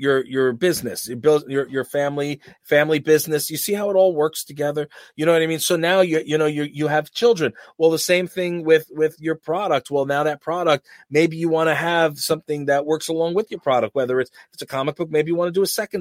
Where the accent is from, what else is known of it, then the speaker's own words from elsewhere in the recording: New York, United States; We're from New York